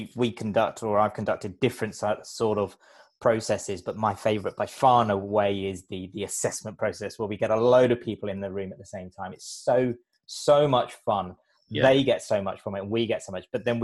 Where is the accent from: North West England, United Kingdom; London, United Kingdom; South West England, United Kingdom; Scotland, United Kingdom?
London, United Kingdom; I grew up in London